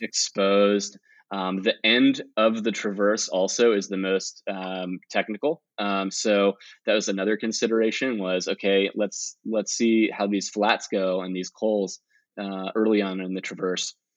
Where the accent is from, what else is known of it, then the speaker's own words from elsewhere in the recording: Virginia, United States; now in Los Gatos, United States; I'm a climber from Los Gatos, California, uh, originally from Virginia but I've been in California since 2004